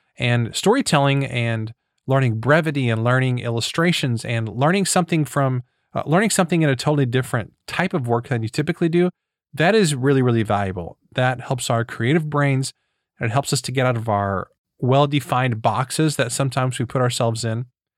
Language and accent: English; Missouri, United States; But I am from Missouri, so we're known for mispronouncing things.